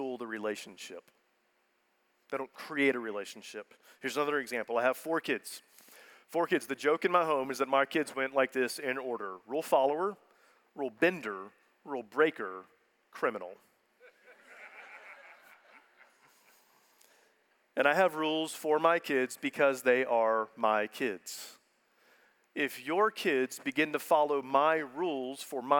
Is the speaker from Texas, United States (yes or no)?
yes; Houston, Texas, United States; I'm from Houston. So as a good Houstonian, I was born and bred to hate all things Dallas